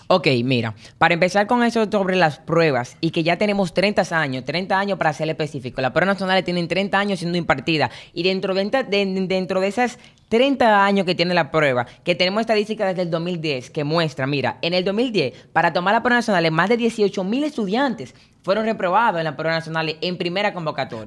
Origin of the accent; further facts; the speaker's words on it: Dominican Republic; Como estudiantes dominicanos